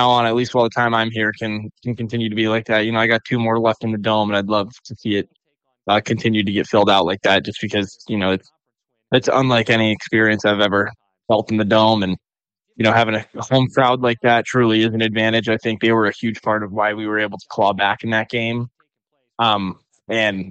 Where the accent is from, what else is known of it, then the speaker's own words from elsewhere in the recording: Phoenix, Arizona, United States; moved away; We grew up in Phoenix, Arizona together